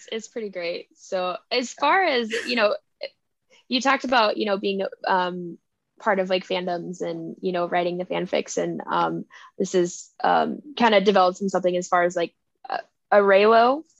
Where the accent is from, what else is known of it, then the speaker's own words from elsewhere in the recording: United States; And I think sometimes we being American, we like forget about it.